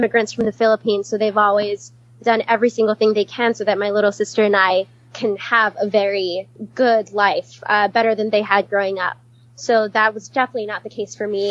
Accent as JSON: {"language": "English", "region": "Hawaii", "country": "United States", "tie": "born or raised there", "also_born_or_lived": "California / Kenya", "moved": "as an adult", "said": "I was born and raised in Hawaii. The first time I left Hawaii to live somewhere else was for undergrad"}